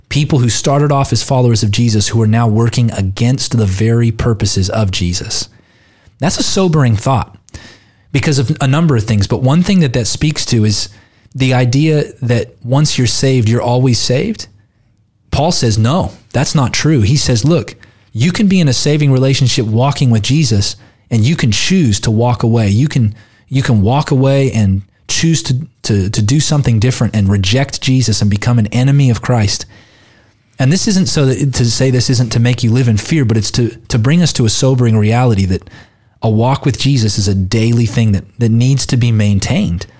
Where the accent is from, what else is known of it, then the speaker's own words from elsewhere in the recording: United States; I'm an American citizen, not an Australian citizen